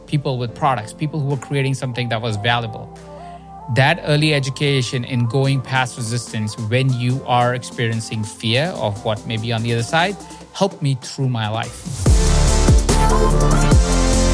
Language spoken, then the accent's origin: English; India; I grew up in India